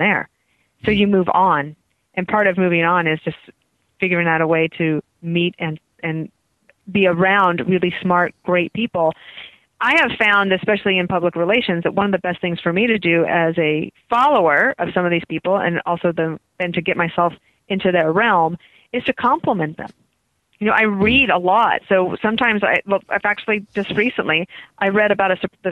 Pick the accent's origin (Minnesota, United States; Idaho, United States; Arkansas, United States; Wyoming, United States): Wyoming, United States; moved away; also born or lived in Denver, Colorado / Washington, District of Columbia, United States / New York; I'm from Wyoming